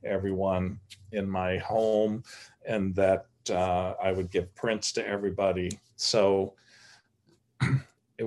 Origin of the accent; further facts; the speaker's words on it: United States; also born or lived in New York; being an American living in New York